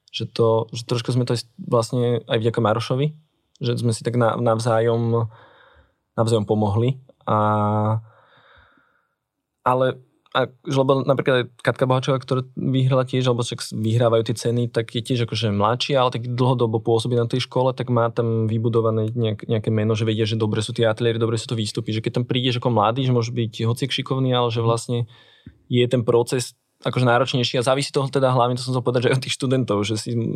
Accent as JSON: {"language": "Slovak", "town": "Bratislava", "region": "Bratislava Region", "country": "Slovakia", "tie": "born or raised there", "said": "som na Transkom mýte, teda kúsok od Istropolisu."}